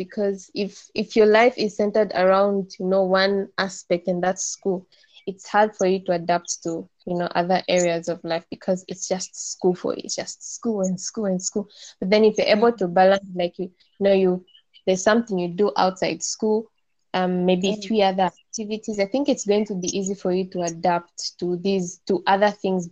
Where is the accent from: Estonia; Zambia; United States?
Zambia; Chipata, Eastern Province; I'm from Chipata